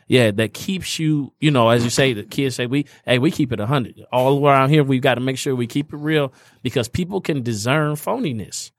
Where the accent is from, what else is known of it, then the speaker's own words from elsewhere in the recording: Indiana, United States; moved away; I'm a Indiana boy. So I grew up in Indiana.